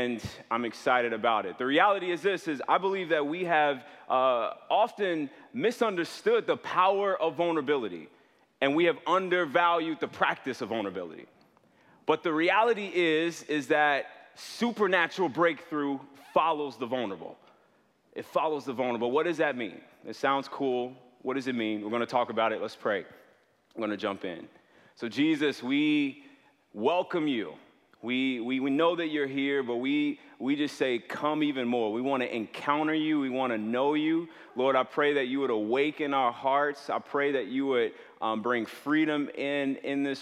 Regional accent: south suburbs of Chicago, Illinois, United States; I'm from the south suburbs of Chicago.

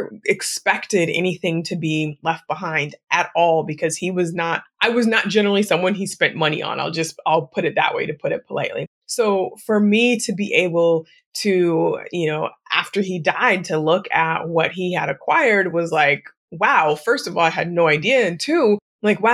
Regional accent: Newberg, Oregon, United States; as a kid, I grew up on Wilkerson Way.

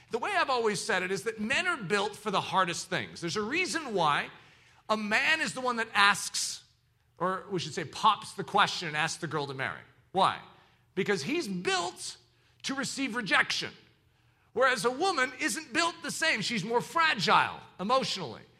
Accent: the South, United States; accent: southern; That was my southern accent. I don't know how it got into there

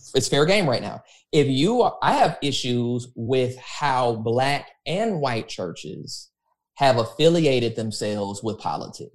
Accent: United States; I'm an American

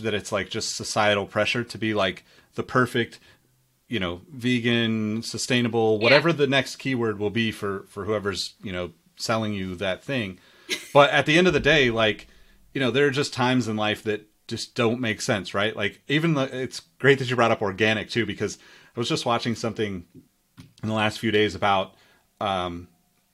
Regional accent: Sacramento, California, United States; growing up in Sacramento, like tomatoes here are like a huge thing

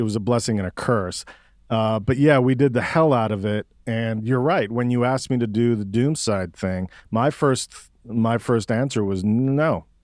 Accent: Mexico City, Mexico; now in Austin, United States; I'm from Mexico City. My parents are Cuban exiles

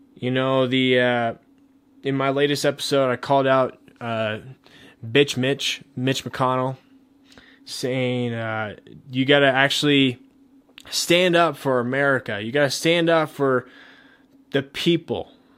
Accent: Colorado, United States; my home state, Colorado

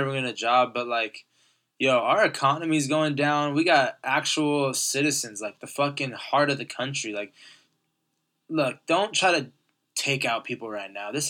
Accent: Corona, California, United States; I don't want to tell everyone I'm from Corona anymore. I'm like, you know what? Fuck that. Like, we're a city. I love Corona.

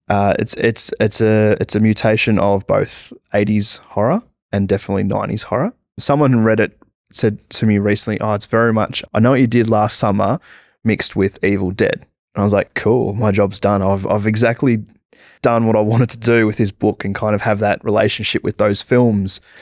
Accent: Australia; being an Australian comic book artist

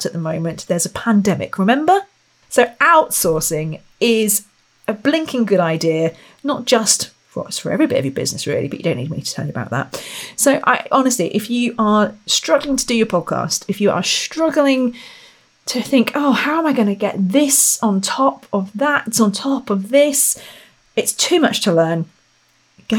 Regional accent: Royal Berkshire, South East England, United Kingdom; I come from Royal Berkshire.

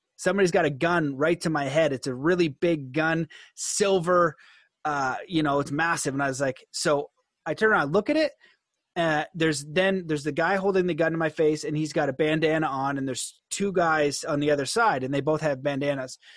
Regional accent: Canada; as a Canadian

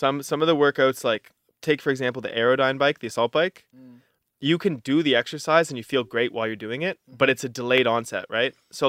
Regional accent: Halifax, Nova Scotia, Canada; my favorite place in the world is Halifax, Nova Scotia. Mm-hmm. You know, it's my hometown. It's where I was raised. It's where I was born.

